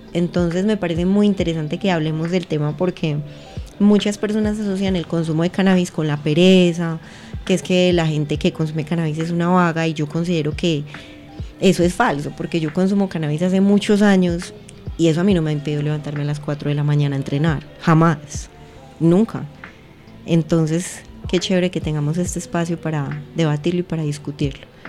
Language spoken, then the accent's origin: Spanish; Pereira, Risaralda, Colombia; moved away as an adult; also born or lived in Santa Rosa de Cabal; now in Medellín, Colombia; nací en Pereira en el eje cafetero, bueno, no nací en Santa Rosa de Cabal, me crié en Pereira en el eje cafetero